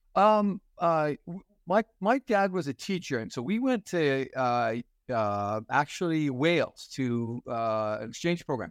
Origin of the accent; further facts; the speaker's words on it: Fort Frances, Ontario, Canada; moved away as an adult; I was born and raised in Fort Francis, and, uh, it's a small little community, a pulp and paper community, uh, right on the Minnesota border